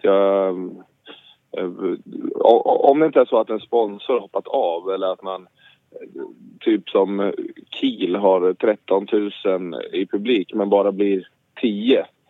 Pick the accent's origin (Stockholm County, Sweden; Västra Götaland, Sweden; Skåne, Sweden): Västra Götaland, Sweden; Gothenburg; moved away; Jag är hemma i Göteborg